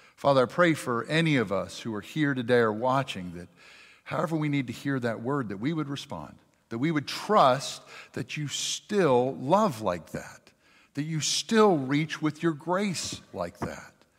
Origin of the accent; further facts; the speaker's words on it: Jackson, Mississippi, United States; also born or lived in Richland, Mississippi; now in Madison, United States; I'm from South Jackson